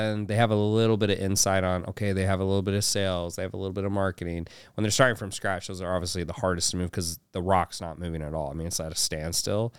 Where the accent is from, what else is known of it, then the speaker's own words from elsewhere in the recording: Houston, Texas, United States; also born or lived in Utah; i was born in utah but i was raised in houston